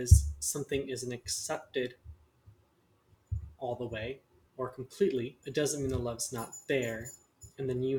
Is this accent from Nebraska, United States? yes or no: yes; Lincoln, Nebraska, United States; I grew up in Lincoln, Nebraska